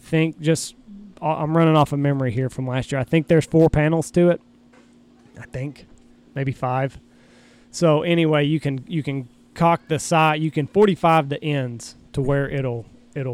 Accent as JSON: {"language": "English", "region": "Texas", "country": "United States", "tie": "born or raised there", "said": "the fields that I grew up hunting in Texas"}